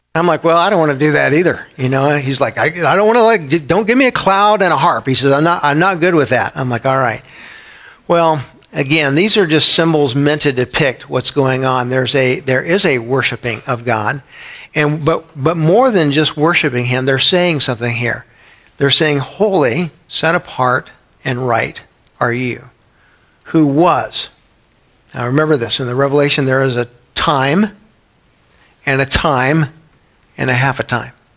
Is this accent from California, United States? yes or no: no; San Antonio, Texas, United States; When I was a kid growing up in San Antonio, Texas